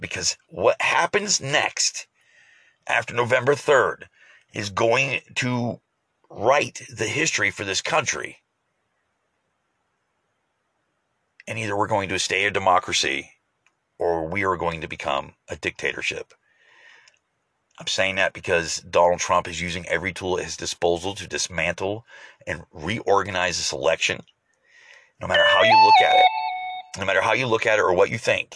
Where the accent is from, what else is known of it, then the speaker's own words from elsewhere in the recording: United States; as Americans